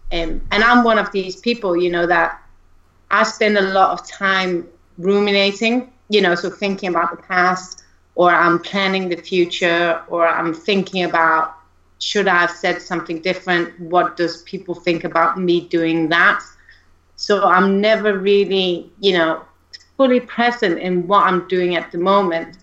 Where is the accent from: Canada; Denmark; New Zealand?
Denmark; moved away as an adult; now in United Kingdom; originally from Denmark, which is why he mentioned the accent, I believe. But I think my accent is pretty subdued